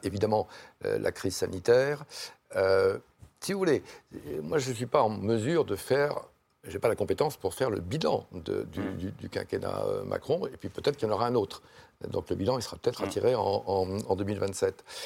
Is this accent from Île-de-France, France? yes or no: no; Lyon, Auvergne-Rhône-Alpes, France; moved away; je suis lyonnais d'origine